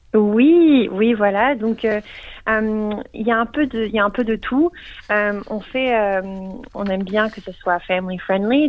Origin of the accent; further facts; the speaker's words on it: Geneva, Switzerland; now in Melbourne, Australia; je viens de Genève, donc je parle français.